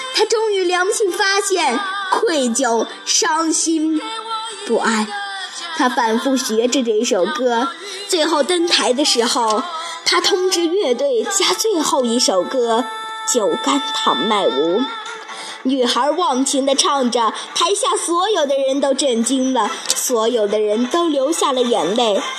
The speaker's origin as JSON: {"language": "Chinese", "town": "Fugu", "region": "Shaanxi", "country": "China", "said": "我来自陕西榆林府谷，是雅乐艺术学校王霞老师的学生"}